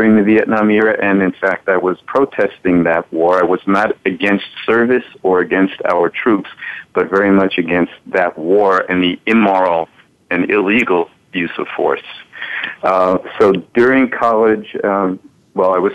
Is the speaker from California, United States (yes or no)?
no; New York City, New York, United States; I grew up in New York City around a lot of Holocaust survivors